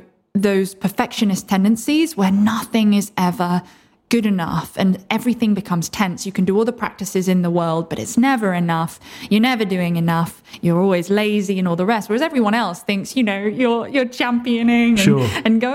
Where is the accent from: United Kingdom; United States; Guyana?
United Kingdom; Oxford, South East England; I was born in Oxford originally